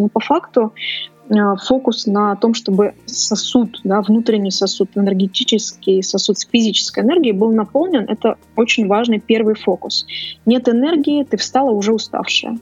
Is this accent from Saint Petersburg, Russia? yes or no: yes; Saint Petersburg, Russia; Я изначально из Петербурга